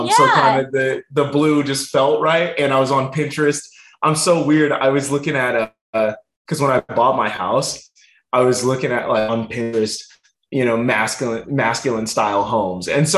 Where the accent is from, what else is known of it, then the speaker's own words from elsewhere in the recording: Rancho Cucamonga, California, United States; also born or lived in North Hollywood, California; the city that I grew up in Rancho Cucamonga